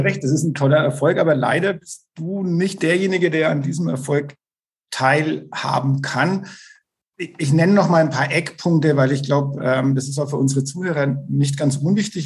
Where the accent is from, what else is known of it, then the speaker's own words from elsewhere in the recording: Bavaria, Germany; ich komme auch aus dem Landkreis Neustadt-Altstadt-Winsheim